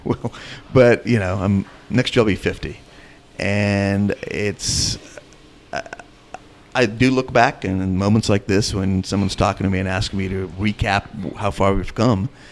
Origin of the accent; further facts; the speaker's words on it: India; also born or lived in North Carolina; now in American South, United States; I'm from India and I happen to live in the South